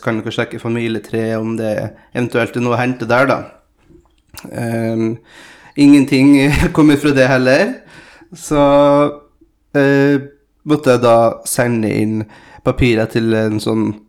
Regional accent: Møre og Romsdal, Norway; born or raised there; also born or lived in São Paulo, Brazil

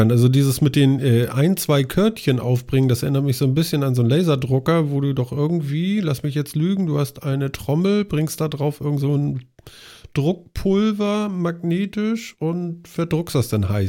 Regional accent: Hamburg, Germany; Wir kommen ja nun alle aus Hamburg und Umgebung.

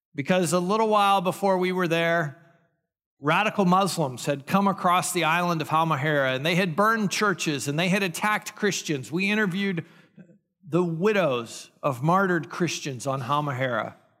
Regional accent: United States; I'm an American

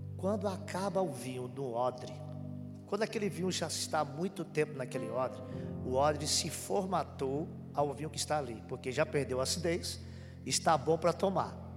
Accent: Pernambuco, Brazil; now in Paraná, Brazil; E eu sou pernambucano, vim de lá

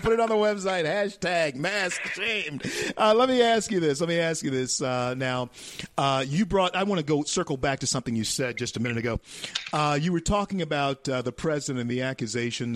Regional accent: Shreveport, Louisiana, United States; moved away; my hometown, Shreveport, Louisiana, and my home state of Louisiana

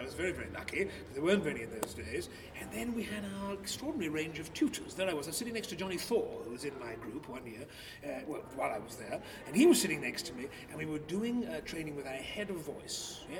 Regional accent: Bow, London, United Kingdom; But I grew up in Bow.

